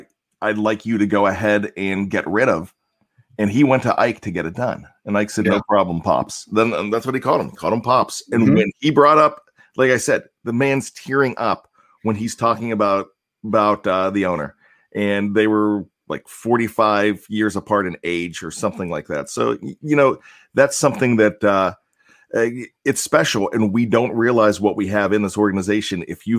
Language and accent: English; Cape Cod, Massachusetts, United States; I'm from the Cape Cod, Massachusetts area.